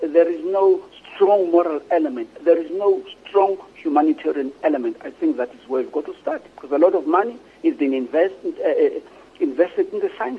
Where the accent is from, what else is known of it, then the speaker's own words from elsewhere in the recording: Ekurhuleni, Gauteng, South Africa; also born or lived in Soweto; I grew up in Togozi, which was part of the Eastern Ekurhuleni